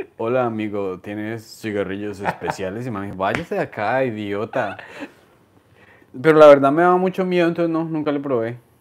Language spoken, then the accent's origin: Spanish; Colombia; moved away as an adult; also born or lived in Queens, New York; now in New York, United States